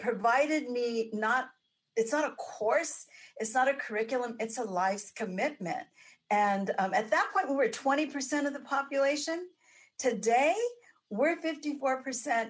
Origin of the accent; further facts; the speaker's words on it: Los Angeles, California, United States; I was raised in South